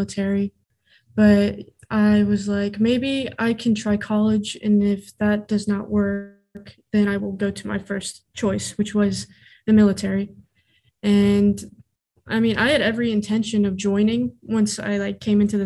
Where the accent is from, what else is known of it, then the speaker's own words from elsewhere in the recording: Muncie, Indiana, United States; I'm from Muncie area, obviously. Muncie